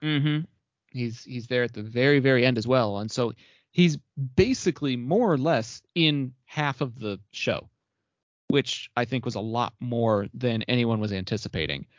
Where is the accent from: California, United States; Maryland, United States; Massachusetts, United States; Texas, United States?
Texas, United States; I'm a Texan